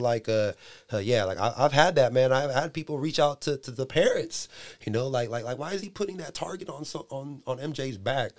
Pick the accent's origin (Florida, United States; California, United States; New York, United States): California, United States; San Diego; moved away as an adult; now in Dixon, United States; I'm from San Diego